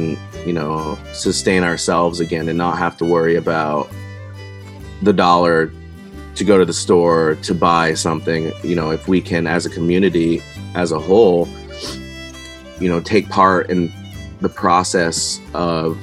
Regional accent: Richford, Vermont, United States; I grew up in Richford, Vermont

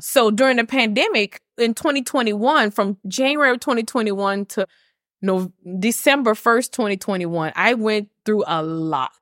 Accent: Lafayette, Louisiana, United States; also born or lived in Ruston, Louisiana; I moved from Ruston, Louisiana, which is right next to Grambling, and I came back home to Lafayette

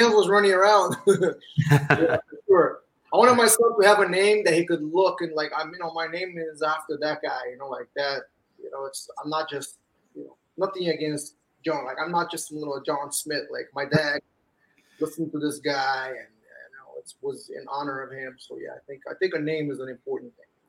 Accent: Rio de Janeiro, Brazil; moved away as an adult; also born or lived in New York, United States; now in United States; I grew up in Rio, and I moved back up here when I was 20

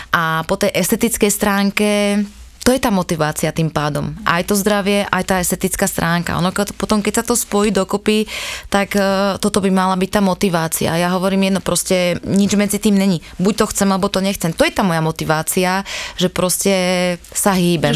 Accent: Malacky, Bratislava Region, Slovakia; u nás v Malackách

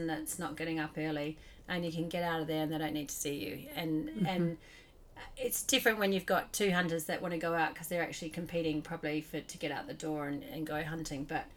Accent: Australia; now in New Zealand; I grew up in Australia and we came over to like New Zealand

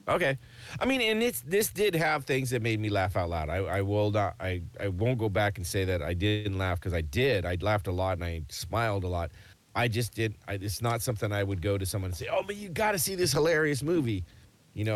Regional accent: United States; accent: American; an American with just an American accent

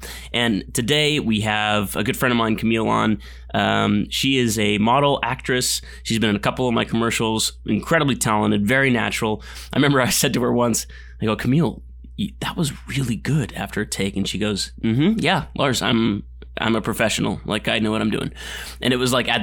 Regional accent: Glendora, California, United States; I'm in Glendora. I'm from Glendora

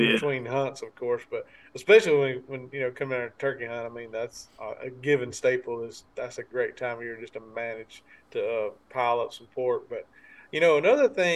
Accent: the South, United States; growing up in the South, Kevin and I both

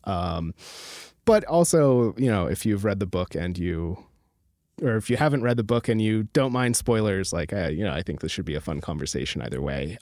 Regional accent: rural Alaska, United States; I grew up in, like, a rural Alaska

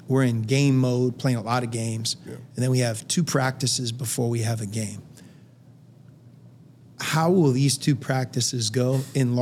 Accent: Western Pennsylvania, United States; I'm from Western Pennsylvania. If you grow up there without us even realizing it, they wire you to love the NFL

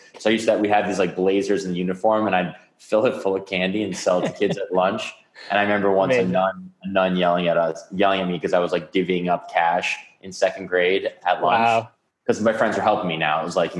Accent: New York City, New York, United States; Grew up in an apartment on the 23rd floor. The only outside space was like the terraces. I didn't actually know anyone that didn't grow up in the city until college.

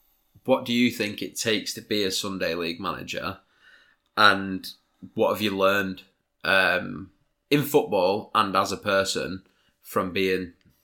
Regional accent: Preston, North West England, United Kingdom; We're both from Preston.

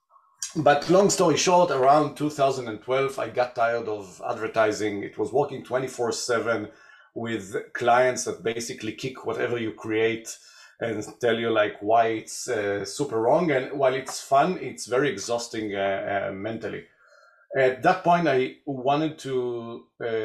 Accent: Tel Aviv, Tel Aviv District, Israel; I was born and raised in Israel, Tel Aviv

